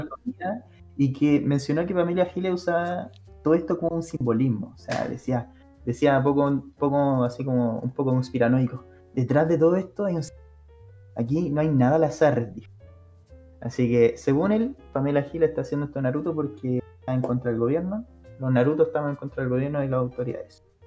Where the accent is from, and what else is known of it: Chile